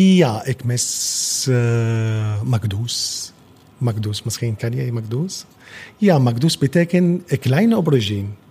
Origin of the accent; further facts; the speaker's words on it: Damascus, Damascus Governorate, Syria; Dutch is a second language; moved away as an adult; now in Netherlands; ik kom uit Syrië, uh, in hoofdstad Damascus